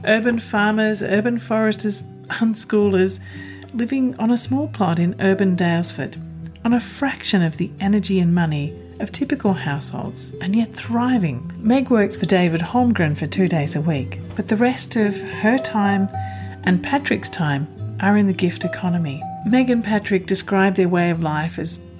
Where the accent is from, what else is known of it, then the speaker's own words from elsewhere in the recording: land of the Wurundjeri people, the Kulin Nation, Victoria, Australia; moved away; I'm also originally from the land of the Wurundjeri people, the Kulin Nation